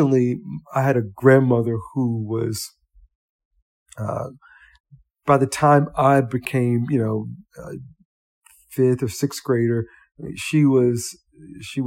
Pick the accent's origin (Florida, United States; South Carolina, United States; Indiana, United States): South Carolina, United States; Columbia; I was born in Columbia, South Carolina